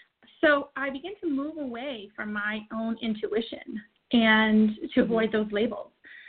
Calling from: Auburn, Maine, United States; I am calling in from Auburn, Maine.

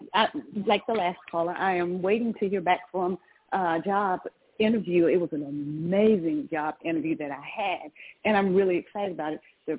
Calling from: Georgia, United States; I'm calling from Georgia.

